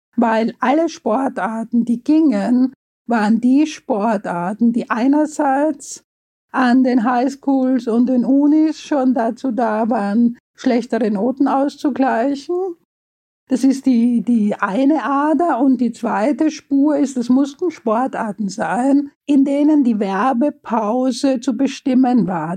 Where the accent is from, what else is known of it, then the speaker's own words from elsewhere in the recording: Vienna, Austria; Ich bin ja Wienerin und äh, war in einem Mädchengymnasium